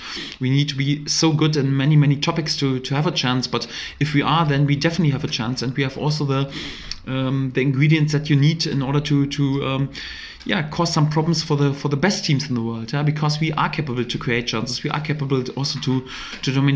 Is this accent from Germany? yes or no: yes; Germany; English is a second language; moved away as an adult; now in Norwich, United Kingdom; I'm from Germany